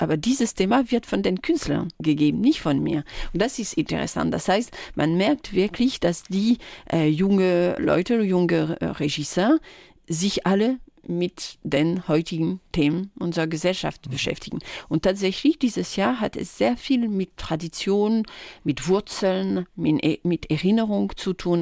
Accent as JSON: {"language": "German", "area": "village near Tours", "region": "Centre-Val de Loire", "country": "France", "tie": "born or raised there", "second_language": "German", "moved": "yes", "said": "ich bin äh, nicht in Tours direkt aufgewachsen. Ich bin auf dem Dorf äh, in, der Nähe"}